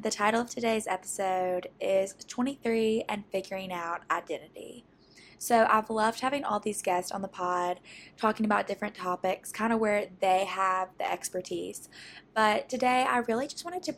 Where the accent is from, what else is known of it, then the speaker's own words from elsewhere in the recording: Jackson, Mississippi, United States; I live in my hometown